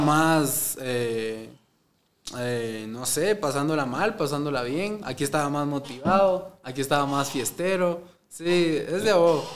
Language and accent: Spanish; Amatitlán, Guatemala Department, Guatemala; Yo soy de Amatitlán